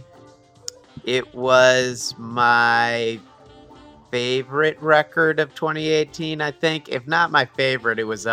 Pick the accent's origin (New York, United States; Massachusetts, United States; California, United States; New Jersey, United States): New Jersey, United States; I am from New Jersey